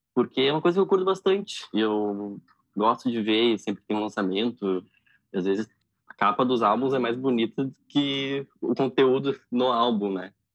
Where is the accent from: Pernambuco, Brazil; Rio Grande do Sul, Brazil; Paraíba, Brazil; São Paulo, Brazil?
Rio Grande do Sul, Brazil; Porto Alegre; Eu nasci em Porto Alegre e atualmente moro em Porto Alegre também.